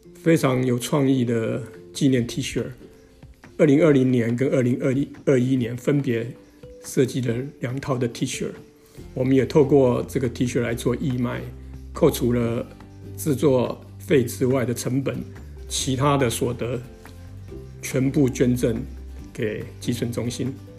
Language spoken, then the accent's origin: Chinese; Toufen, Miaoli County, Taiwan; also born or lived in Nanzhuang, Miaoli; now in Longtan, Taiwan; 我的老家是在苗栗的头份跟南庄